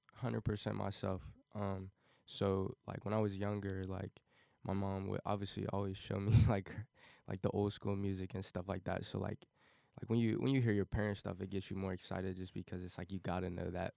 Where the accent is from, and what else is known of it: Cincinnati, Ohio, United States; born or raised there; also born or lived in Wyoming, Ohio